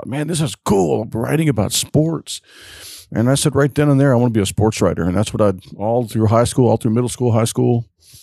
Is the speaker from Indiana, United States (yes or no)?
yes; Southern Indiana, United States; now in Louisville, United States; Southern Indiana mostly, but yeah. But I've been over on the South River for 20 plus years